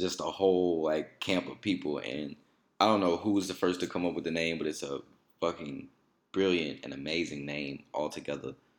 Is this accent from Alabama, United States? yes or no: no; Alexandria, Louisiana, United States; coming from Alexandria